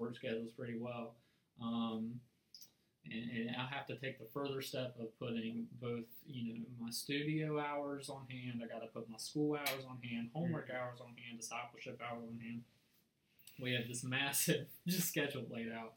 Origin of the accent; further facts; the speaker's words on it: United States; accent: country; my country accent